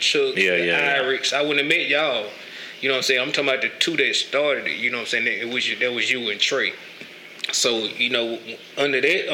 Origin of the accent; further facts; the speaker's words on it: Canton, Mississippi, United States; also born or lived in Jackson, Mississippi; I grew up in Farm Haven, Mississippi. You know, it's country part of Canton